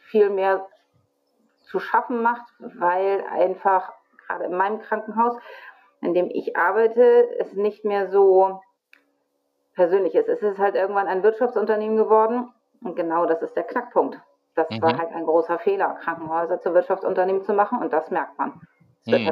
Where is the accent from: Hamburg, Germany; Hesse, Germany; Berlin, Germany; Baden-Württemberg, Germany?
Hamburg, Germany; Ich komme aus Hamburg und ich bin Kinderkrankenschwester.